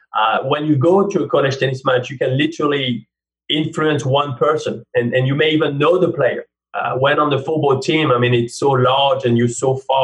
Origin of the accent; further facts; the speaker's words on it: France; accent: French; English is a second language; now in United States; I think I pride myself in not sounding too French, but obviously I do sound French. I mean, it will always be there. And therefore, even though I'm American now, people always ask me, and I think forever, where are you from?